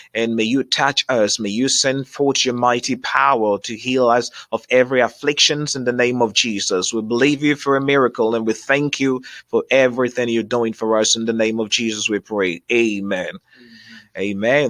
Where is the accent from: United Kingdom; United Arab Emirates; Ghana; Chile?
Ghana; now in Columbus, United States; our background is from Africa. We're from Ghana